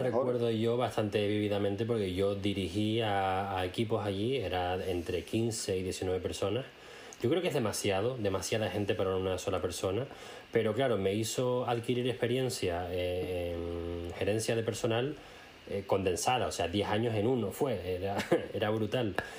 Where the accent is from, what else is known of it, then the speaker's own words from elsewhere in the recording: Spain; now in Germany; tú y yo somos españoles